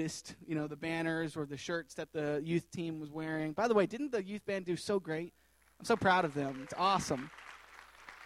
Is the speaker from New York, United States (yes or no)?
no; Tennessee, United States; moved away as an adult; I was born and raised in Tennessee, landlocked